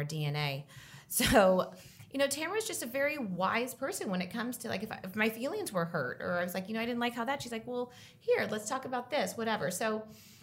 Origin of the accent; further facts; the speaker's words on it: Orange County, California, United States; I grew up in Orange County